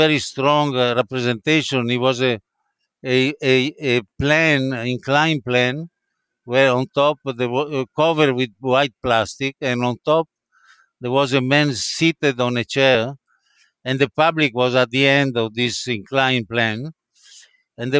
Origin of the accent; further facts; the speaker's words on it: Padua, Veneto, Italy; English is a second language; moved away as an adult; now in New York, United States; she was from Padua, like me, living in Padua.